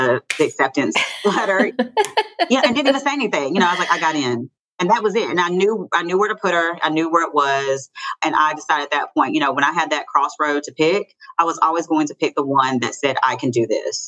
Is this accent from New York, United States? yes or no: no; Hickory, North Carolina, United States; I'm from Hickory, North Carolina, born and raised